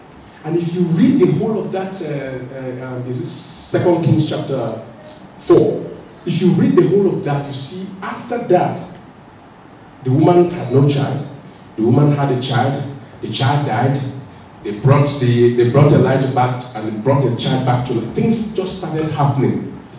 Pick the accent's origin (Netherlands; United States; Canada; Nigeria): Nigeria; remember when I first came to this country, I couldn't push the pushchair. I felt, it was new now, I was just coming from Nigeria, I pushed the pushchair.